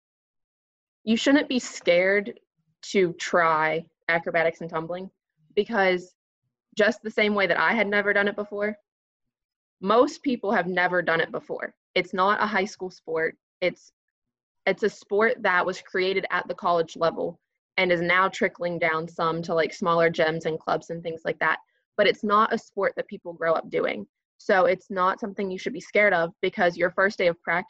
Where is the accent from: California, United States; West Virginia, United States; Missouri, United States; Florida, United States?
West Virginia, United States; Tucker County; Well, I'm from Tucker County, West Virginia. So growing up, I was a cheerleader